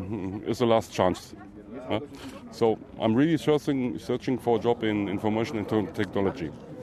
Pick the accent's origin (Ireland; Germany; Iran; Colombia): Germany; Dortmund, North Rhine-Westphalia; English is a second language; moved away as an adult; now in Berlin, Germany; I'm from Dortmund, North Rhine-Westphalia.